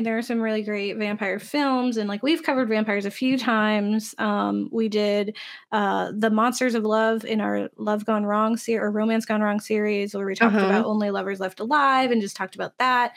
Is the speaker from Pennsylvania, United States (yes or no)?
no; Florida, United States; when I grew up in the South, in Florida, there we had this really small church that we attended